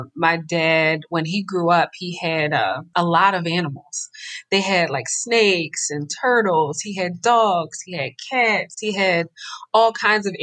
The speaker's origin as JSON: {"language": "English", "town": "Philadelphia", "region": "Pennsylvania", "country": "United States", "tie": "born or raised there", "said": "living and growing up in Philadelphia in such an urban environment"}